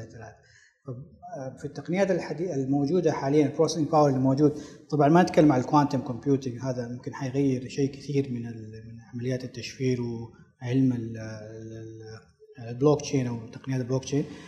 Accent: Saudi Arabia; عندنا في السعودية

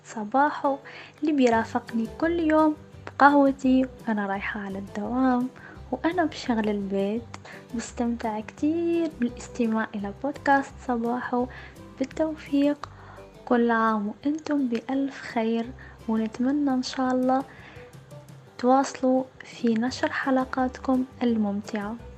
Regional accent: Sudan; من السودان

